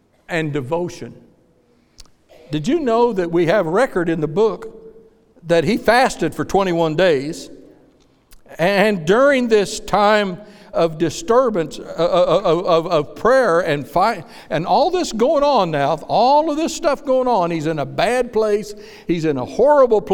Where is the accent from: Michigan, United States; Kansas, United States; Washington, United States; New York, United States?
Kansas, United States; moved away; When I was a boy growing up in Kansas, I hated testimony meetings